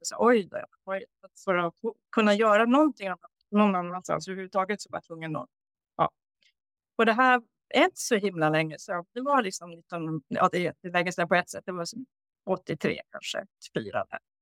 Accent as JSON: {"language": "Swedish", "region": "Norrbotten County", "country": "Sweden", "tie": "born or raised there", "also_born_or_lived": "Uppsala / Stockholm", "moved": "as an adult", "said": "jag då flyttade från Norrbotten där jag är uppvuxen"}